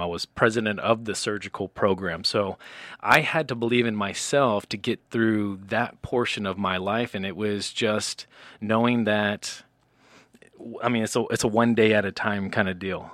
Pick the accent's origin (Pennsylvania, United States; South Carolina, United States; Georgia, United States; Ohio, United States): South Carolina, United States; moved away; I'm from the South